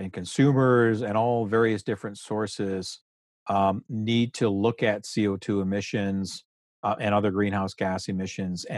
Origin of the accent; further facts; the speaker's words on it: Canada; we're Canadian, we're you know, living in Canada